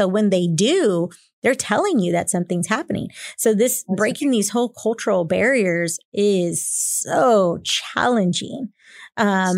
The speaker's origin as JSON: {"language": "English", "town": "San Antonio", "region": "Texas", "country": "United States", "tie": "born or raised there", "said": "born and raised in San Antonio myself"}